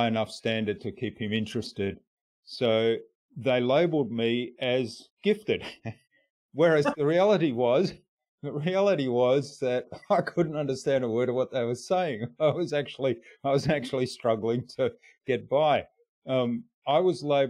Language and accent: English; Australia; first language German; English is a second language; also born or lived in Germany; when I first went to school, I couldn't speak a word of English here in Australia. So I was born in Germany. I was brought up in a German household.